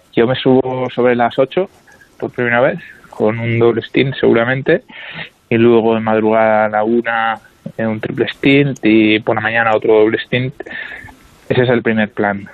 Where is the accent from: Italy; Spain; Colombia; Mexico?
Spain; somos tres españoles